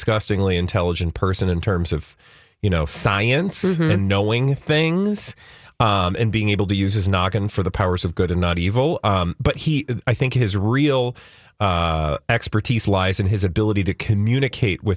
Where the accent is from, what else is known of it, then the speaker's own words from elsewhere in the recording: California, United States; I was born in California